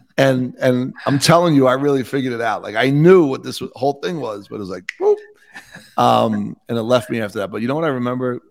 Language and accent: English; Bayonne, New Jersey, United States; now in Utah, United States; I grew up in Bayonne, New Jersey, twelve miles outside of Manhattan.